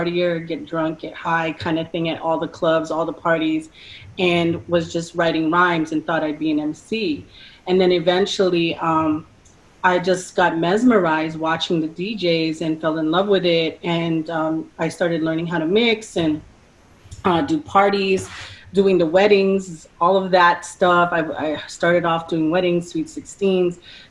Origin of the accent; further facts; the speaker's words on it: New York City, New York, United States; moved away; when I was in New York City in my hometown